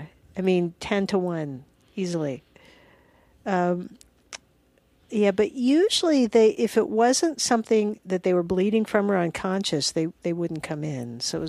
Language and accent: English; Alabama, United States; also born or lived in Georgia; No, I'm from Alabama and Georgia.